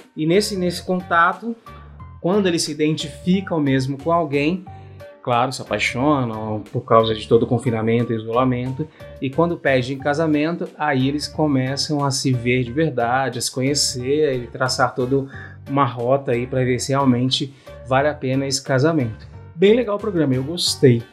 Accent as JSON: {"language": "Portuguese", "country": "Brazil", "said": "Nós, como bons brasileiros"}